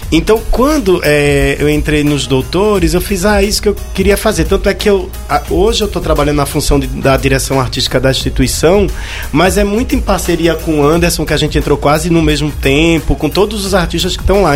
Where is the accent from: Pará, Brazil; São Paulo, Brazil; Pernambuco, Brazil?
Pernambuco, Brazil; eu sou pernambucano